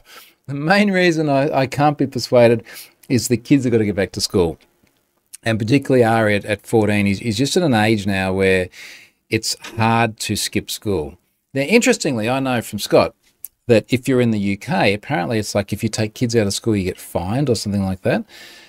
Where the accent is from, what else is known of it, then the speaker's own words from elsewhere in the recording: Australia; So as my Aussie tourist ambassador responsibility. Yeah, come to Australia. It's awesome.